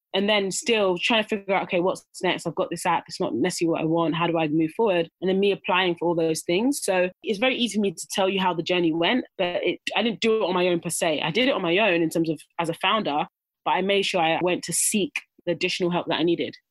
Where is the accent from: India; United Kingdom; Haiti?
United Kingdom; Dagenham, London; I grew up in Dagenham